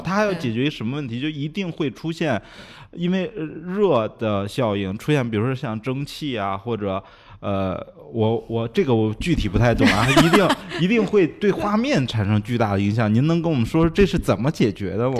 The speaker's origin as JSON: {"language": "Chinese", "country": "China", "said": "其实我们中国人在做交互上也比它更优秀一点儿"}